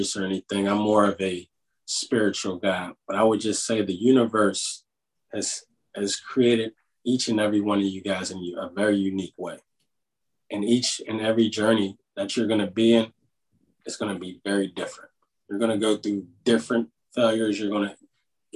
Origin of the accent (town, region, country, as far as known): Pittsburgh, Pennsylvania, United States; accent: Pittsburgh